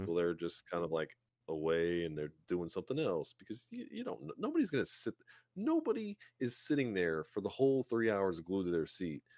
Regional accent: South Louisiana, United States; I'm from South Louisiana

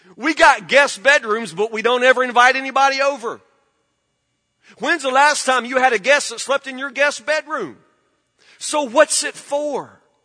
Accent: Woodburn, United States; I grew up in Woodburn.

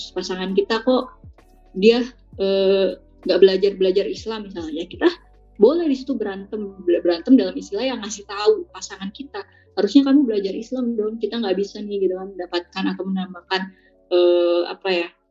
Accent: Bogor, West Java, Indonesia; aku nih orang Bogor

